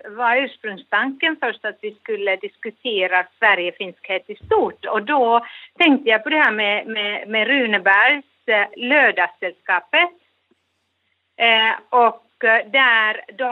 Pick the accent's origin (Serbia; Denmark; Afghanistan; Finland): Finland; now in Gothenburg, Sweden; om vi finländare ska föra vår sak vidare